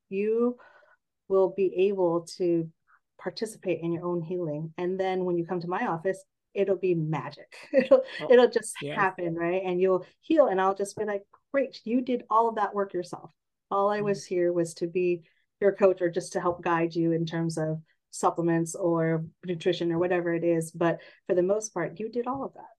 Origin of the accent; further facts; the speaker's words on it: San Jose, California, United States; also born or lived in Redlands, California / Bridgeport, Connecticut; I grew up in San Jose, the Bay Area, born and raised